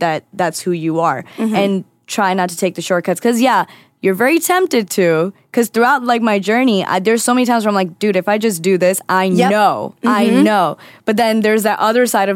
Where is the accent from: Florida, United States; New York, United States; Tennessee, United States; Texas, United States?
Florida, United States; I'm from Florida. Like that's all you did was play outside.